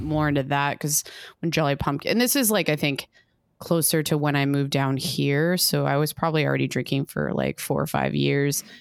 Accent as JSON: {"language": "English", "area": "Southern Tier", "region": "New York", "country": "United States", "tie": "born or raised there", "said": "growing up around Southern Tier"}